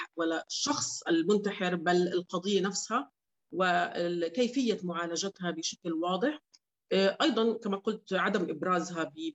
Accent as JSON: {"language": "Arabic", "country": "Jordan", "said": "عندنا بالاردن"}